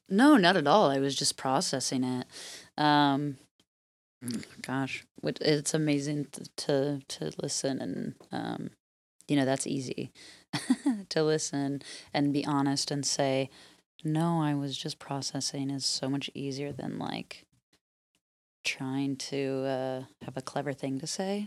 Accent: Midwest, United States; growing up in the Midwest, I grew up on, with this, like, work ethic

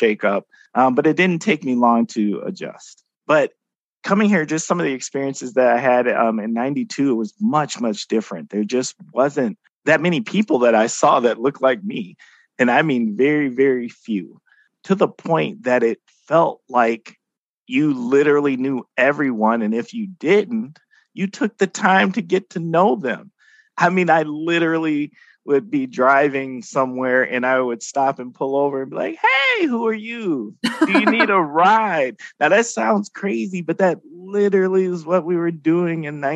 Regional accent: Milwaukee, Wisconsin, United States; moved away as an adult; also born or lived in Oshkosh, Wisconsin; now in Fox Cities, United States; I'm from Milwaukee, inner city Milwaukee, not the one of the suburbs outside of Milwaukee. I had always gone to schools where I was one of very few people of color. And I mean, that's my entire school experience from kindergarten through high school

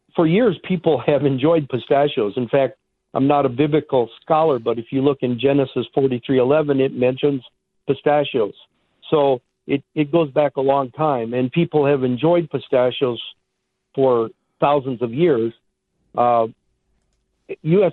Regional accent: Iowa, United States; moved away as an adult; now in Arizona, United States; I grew up in Iowa.

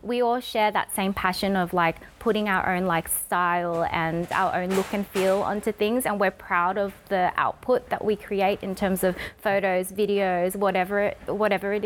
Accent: Australia; accent: Australian; my Australian accent

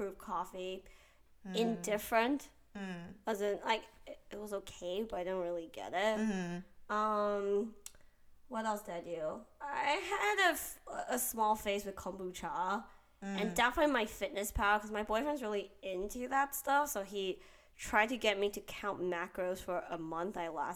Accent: Taiwan; moved away; I grew up in Taiwan

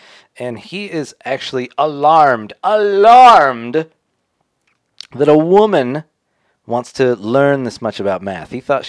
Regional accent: United States; I'm aggressively American

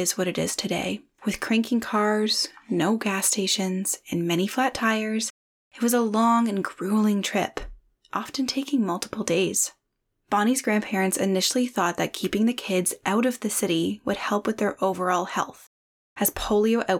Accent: Parry Sound, Ontario, Canada; I grew up in Parry Sound

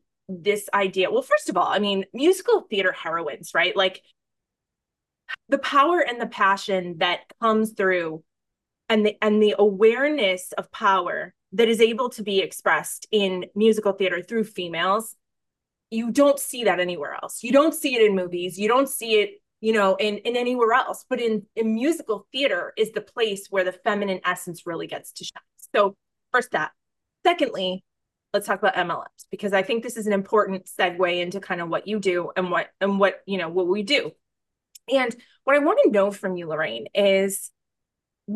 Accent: United States; I'm American

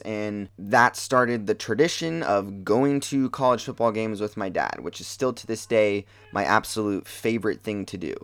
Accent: Portland, Oregon, United States; So, I grew up in Portland, Oregon. That's where I've lived my entire life.

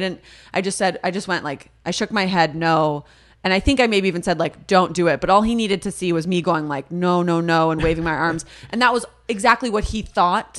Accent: the Valley, California, United States; I'm from the Valley. If that means anything, I was around a lot of other Jewish people

